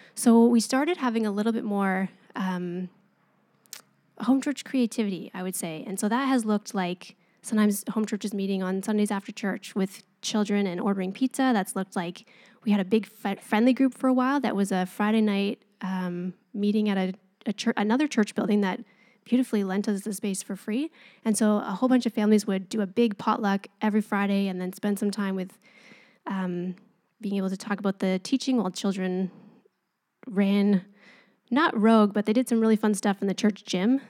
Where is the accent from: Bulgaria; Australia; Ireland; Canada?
Canada; we're Canadian and we're polite